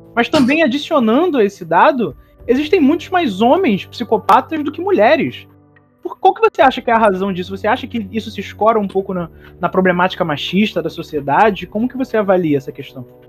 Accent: Niterói, Rio de Janeiro, Brazil; da minha cidade natal, que foi a cidade onde eu nasci, Niterói, no Rio de Janeiro

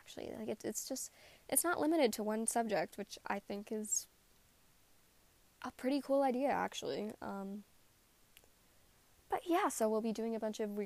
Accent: Canada; I am a Canadian writer.

